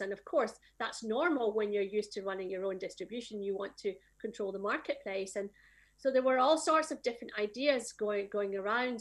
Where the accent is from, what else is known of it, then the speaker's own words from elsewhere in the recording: Scotland, United Kingdom; I am from Scotland